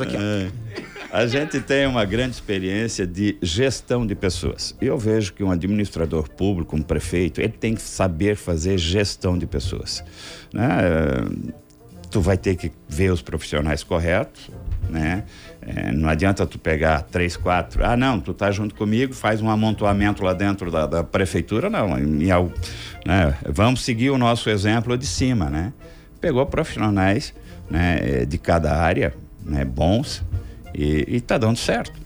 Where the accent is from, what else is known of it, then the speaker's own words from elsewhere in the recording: Nova Veneza, Santa Catarina, Brazil; eu não nasci na cidade de Criciúma, nasci aqui do lado, em Nova Veneza, São Bento É Baixo, distrito